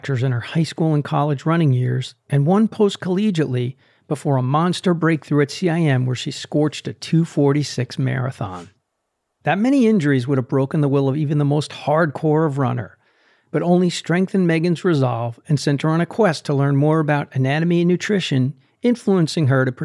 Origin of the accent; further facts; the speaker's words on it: New Jersey, United States; Fellow Jerseyite